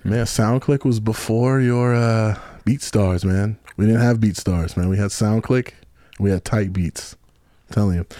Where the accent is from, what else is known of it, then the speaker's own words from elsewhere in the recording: Kenosha, Wisconsin, United States; now in Chicago, United States; I'm from Kenosha, Wisconsin